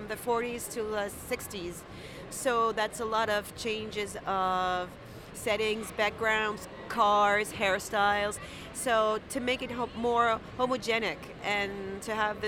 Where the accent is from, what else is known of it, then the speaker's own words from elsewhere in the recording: France; I come from France